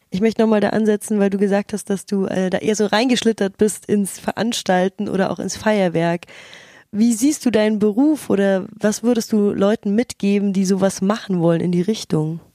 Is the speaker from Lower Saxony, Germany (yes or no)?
no; Munich, Bavaria, Germany; ich bin ja in München aufgewachsen